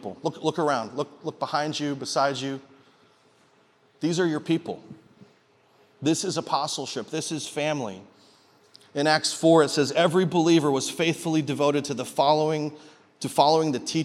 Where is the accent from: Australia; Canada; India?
Canada; now in Peoria, United States; I'm from Canada originally, but I'm a Peorian now.